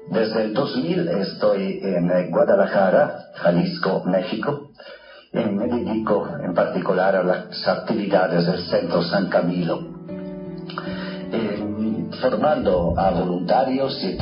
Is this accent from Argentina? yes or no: no; Trento, Trentino-Alto Adige, Italy; moved away; also born or lived in Verona / Rome; Nací en Italia hace 60 años y viví mis primeros años de vida en, eh, cerca de la ciudad de Trento, donde se celebró en el 1500 un famoso concilio ecuménico en el norte de Italia.